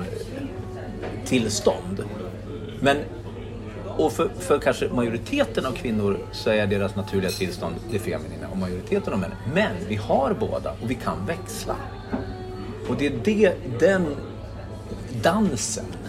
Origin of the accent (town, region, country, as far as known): Gävle, Gävleborg County, Sweden; born or raised there; moved away as an adult; also born or lived in Stockholm